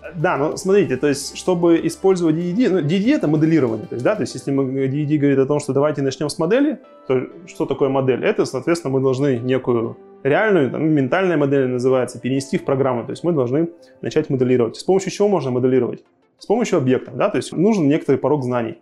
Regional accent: Khanty-Mansiysk, Khanty-Mansi Autonomous Okrug, Russia; Я, собственно, сам из Ханты-Мансийска, и вся наша команда и компания находится в Ханты-Мансийске

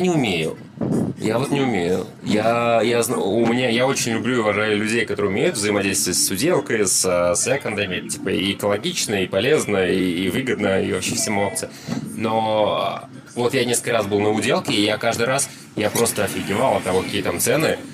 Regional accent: Saint Petersburg, Russia; Я как э, коренной житель Петербурга

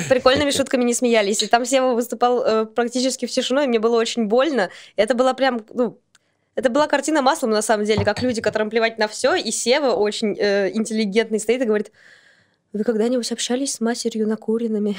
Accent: Saint Petersburg, Russia; я из Санкт-Петербурга

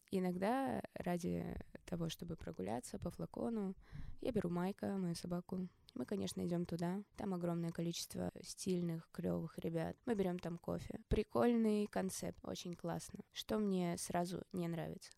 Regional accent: Omsk, Omsk Oblast, Russia; moved away; also born or lived in Moscow / Bali; я из Омска

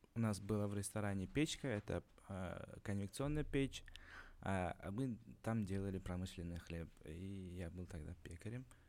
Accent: Uzbekistan; moved away; also born or lived in Kazan; как узбек вам скажу

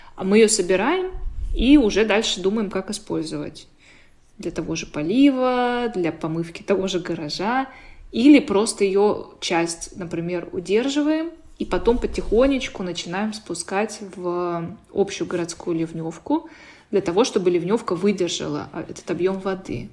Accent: Sochi, Krasnodar Krai, Russia; я сама из Сочи, ну, я там родилась и выросла

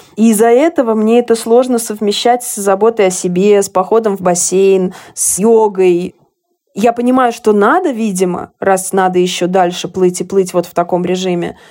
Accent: Russia; moved away as an adult; also born or lived in Hungary; now in Budapest, Hungary; я вот 10 лет живу в Венгрии. Безусловно, я россиянка

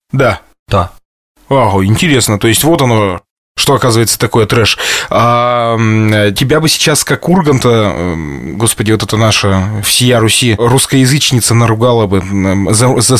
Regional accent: Lesnoy, Sverdlovsk Oblast, Russia; Мы ехали из моего родного лесного в детстве в Екатеринбургский цирк.

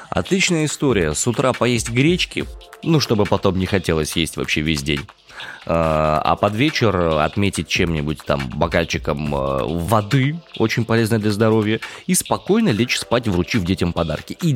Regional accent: Far East, Russia; Я вырос на Дальнем Востоке, на побережье.

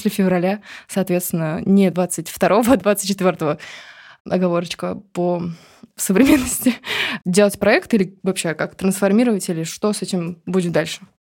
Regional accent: Rostov-on-Don, Rostov Oblast, Russia; Я из Ростова-на-Дону.

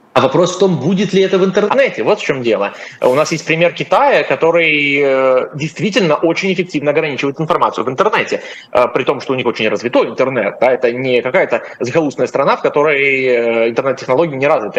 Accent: Russia; Я россиянин

